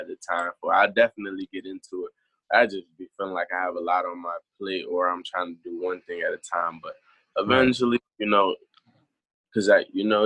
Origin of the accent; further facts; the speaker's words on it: Prince George's County, Maryland, United States; I'm from Maryland